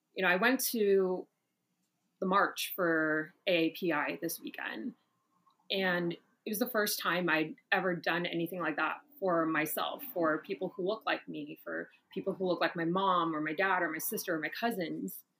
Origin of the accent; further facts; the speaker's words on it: Orlando, Florida, United States; moved away as an adult; also born or lived in Brooklyn / Atlanta; I'm originally from Orlando, Florida